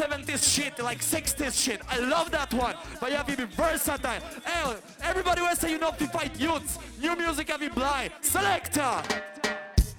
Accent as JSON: {"language": "English", "country": "Poland", "said": "We come from Poland"}